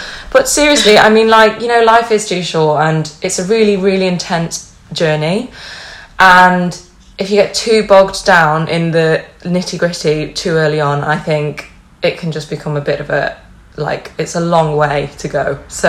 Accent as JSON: {"language": "English", "town": "Cleveleys", "region": "North West England", "country": "United Kingdom", "accent": "Lancashire", "said": "My parents are from Lancashire, so that's where I get my accent from. Although it drifts into a southern vibe when I'm around southerners, but I'm up north now, so I sound like right proper northern lass."}